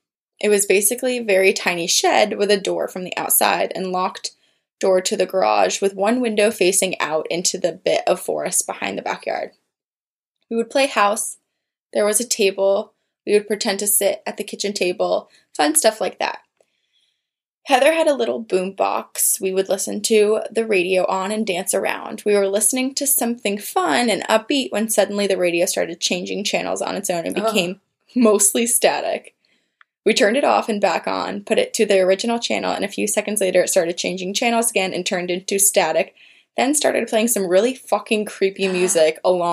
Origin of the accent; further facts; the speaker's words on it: New Jersey, United States; my brother and I were taken to our Aunt Sherry's house near where I grew up in Jersey.